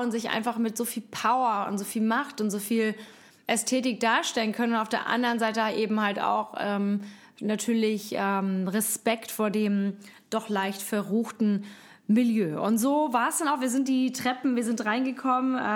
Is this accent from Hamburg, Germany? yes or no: yes; Hamburg, Germany; Jetzt komme ich auch noch aus Hamburg, bin eine waschechte Hamburger Dern